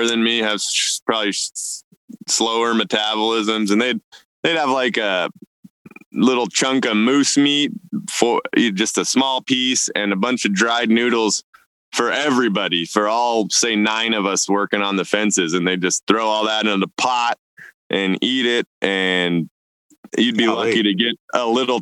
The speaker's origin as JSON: {"language": "English", "region": "Idaho", "country": "United States", "tie": "born or raised there", "also_born_or_lived": "Siberia", "said": "growing up in Idaho"}